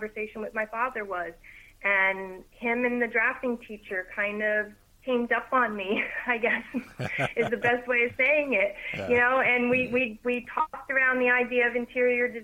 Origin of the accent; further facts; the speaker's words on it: Morris County, New Jersey, United States; moved away as an adult; also born or lived in Virginia; now in Monmouth County, New Jersey, United States; I grew up in Morris County